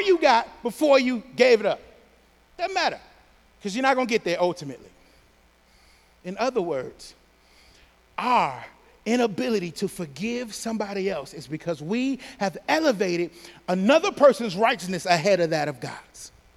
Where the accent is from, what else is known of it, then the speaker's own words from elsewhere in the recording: Pontiac, Michigan, United States; I'm from Pontiac.